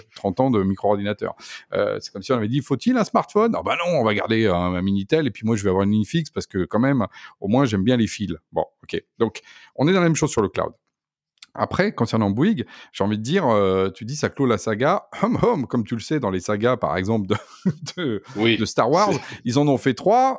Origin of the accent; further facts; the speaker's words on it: Poitou, Nouvelle-Aquitaine, France; now in Paris, France; je viens de la campagne, je viens du Poitou